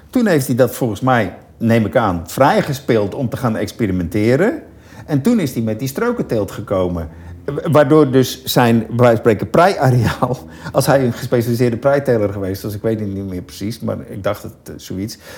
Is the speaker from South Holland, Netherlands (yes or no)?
yes; Rotterdam, South Holland, Netherlands; Ik kom van Katendrecht, hebben we op Laan op Zuid hebben we een Albert Heijn.